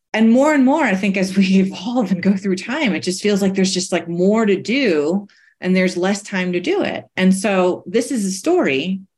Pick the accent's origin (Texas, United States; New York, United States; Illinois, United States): New York, United States; So I'm a New Yorker, right? So I grew up racing everybody, trying to get ahead in front of everybody